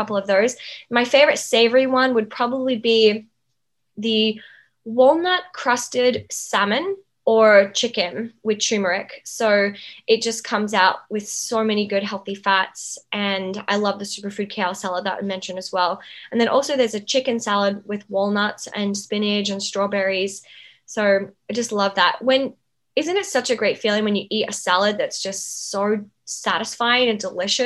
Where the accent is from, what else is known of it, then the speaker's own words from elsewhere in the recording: Outback, Australia; where I grew up in Outback Australia with the Indigenous people